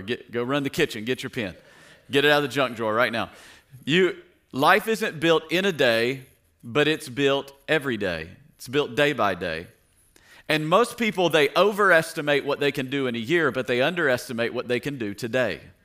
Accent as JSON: {"language": "English", "region": "Tennessee", "country": "United States", "tie": "born or raised there", "said": "I grew up in Tennessee"}